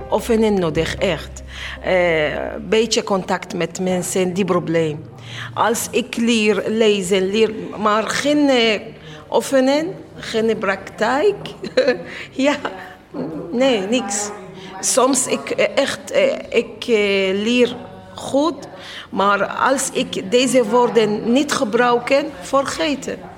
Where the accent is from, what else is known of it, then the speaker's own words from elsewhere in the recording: Aleppo, Aleppo Governorate, Syria; Dutch is a second language; moved away as an adult; also born or lived in Turkey; now in Netherlands; Ik kom uit Syrië. Eh, vanaf Turkije eh, naar eh, Nederland.